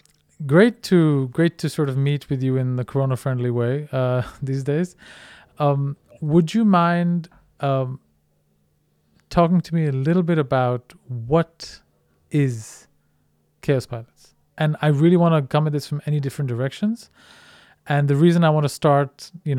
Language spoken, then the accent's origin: English; India; moved away as an adult; also born or lived in Netherlands; now in Denmark; I'm originally Indian, grew up in India, finished my high school there, and then came to the Netherlands